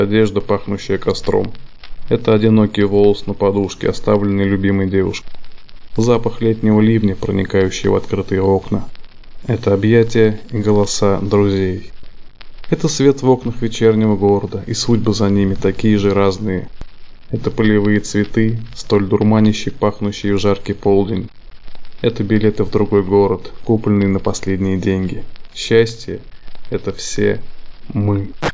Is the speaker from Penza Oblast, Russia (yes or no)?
yes; Kuznetsk, Penza Oblast, Russia; мне 34 года, я из Кузнецка